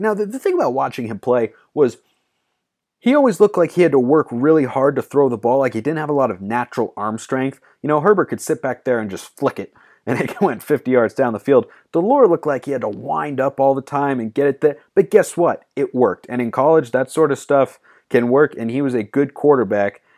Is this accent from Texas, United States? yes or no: no; Pacific Northwest, Oregon, United States; I'm from the Pacific Northwest. Shout out to 503.